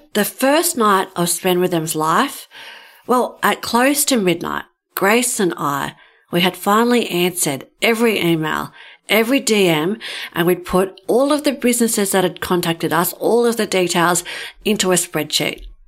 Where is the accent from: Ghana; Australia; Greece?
Australia; Ulladulla, New South Wales; My hometown is Ulladulla and it's on the south coast of New South Wales.